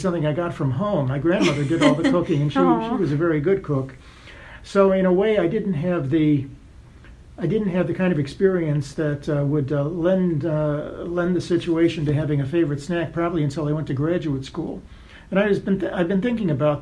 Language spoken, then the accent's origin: English; Chicago, Illinois, United States; moved away as an adult; also born or lived in Madison, Wisconsin / Leningrad, Soviet Union; I'm from Chicago. I grew up in Chicago on the South Side